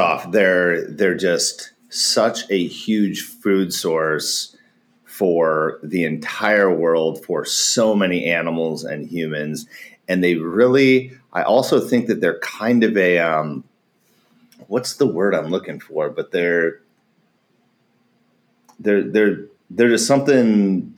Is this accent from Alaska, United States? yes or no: yes; Alaska, United States; moved away; also born or lived in Wasilla, Alaska / Portland, Oregon; growing up in Alaska